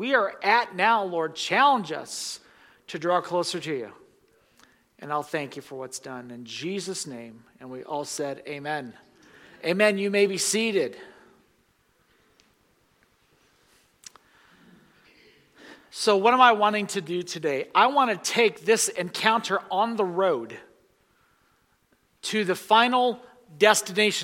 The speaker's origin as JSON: {"language": "English", "country": "United States", "said": "American Christians"}